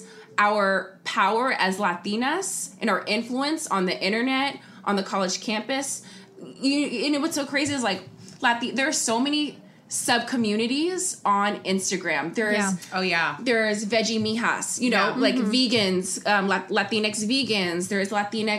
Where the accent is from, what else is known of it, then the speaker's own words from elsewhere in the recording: Los Angeles, California, United States; Growing up in the Valley, I lived in North Hollywood